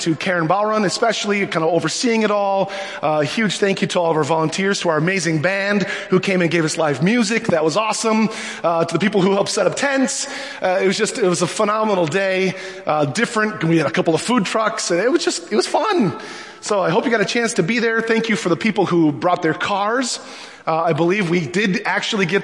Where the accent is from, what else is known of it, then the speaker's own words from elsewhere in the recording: Minnesota, United States; I'm so Minnesotan